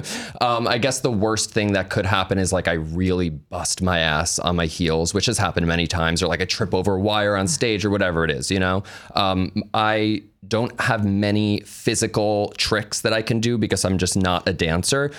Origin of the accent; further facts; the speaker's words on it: New York, United States; we're from New York. So I was always going into the city at a young age